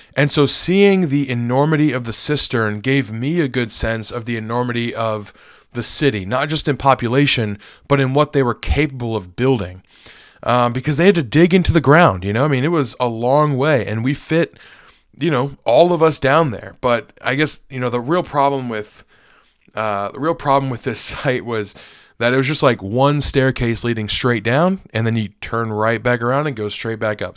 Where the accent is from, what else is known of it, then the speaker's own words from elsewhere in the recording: United States; as an American